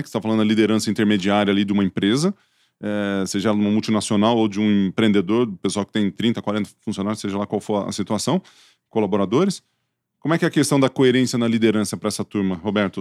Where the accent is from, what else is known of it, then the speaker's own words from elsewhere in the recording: Ituverava, São Paulo, Brazil; accent: caipira; eu sou de Tuverava